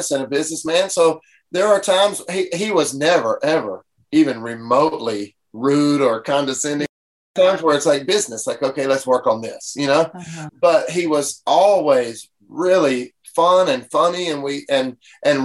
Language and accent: English; Mississippi, United States; I'm like nobody from Mississippi.